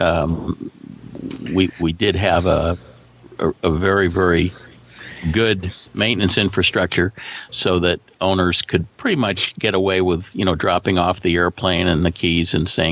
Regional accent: New York City, New York, United States; moved away as an adult; also born or lived in Phoenix; now in California, United States; I grew up in New York City

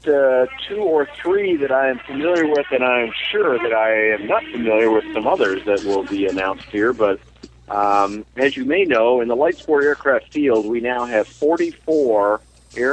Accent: Minnesota, United States; I'm from Minnesota

